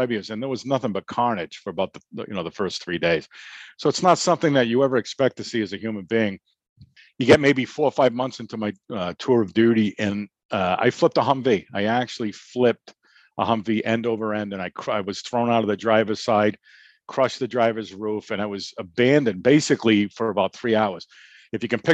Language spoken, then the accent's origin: English; the North, United States; we come from the North